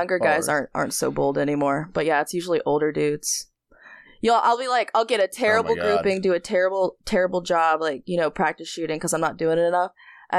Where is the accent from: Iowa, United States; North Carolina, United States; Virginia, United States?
North Carolina, United States; also born or lived in New York; No, so I was born in New York, but my parents were in the military, so they didn't stay there that long. So, but they weren't in there very long afterwards, so they settled in North Carolina.